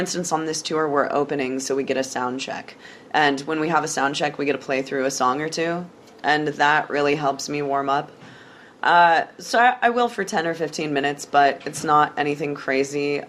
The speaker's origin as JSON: {"language": "English", "town": "Des Moines", "region": "Iowa", "country": "United States", "tie": "born or raised there", "said": "I'm from Des Moines"}